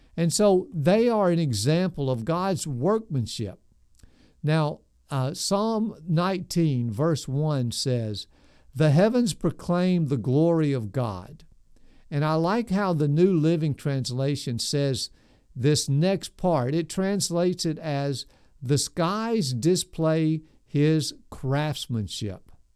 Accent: Nashville, Tennessee, United States; I grew up in South Nashville, right in the middle of the city

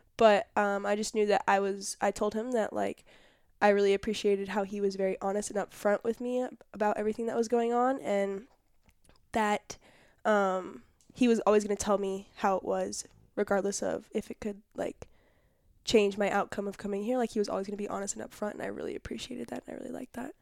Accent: Irvine, California, United States; born and raised in Irvine, California.

